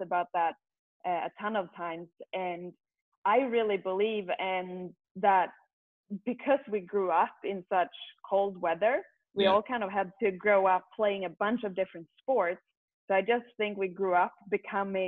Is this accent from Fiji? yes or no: no; Sweden; moved away; growing up in Sweden